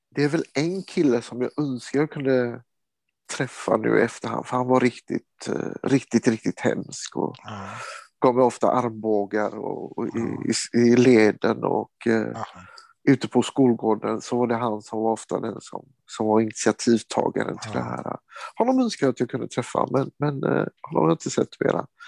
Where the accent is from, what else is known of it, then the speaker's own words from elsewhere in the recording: Sweden; also born or lived in Kosovo; Jag är svensk. Jag är en del av Sverige. Jag har romsk bakgrund